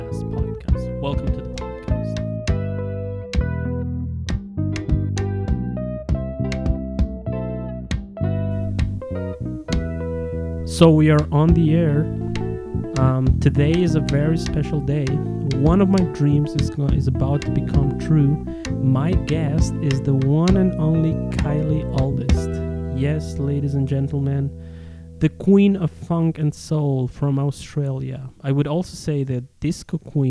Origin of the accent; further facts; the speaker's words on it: Ecuador; first language Spanish; English is a second language; also born or lived in Germany; That's the place where I was born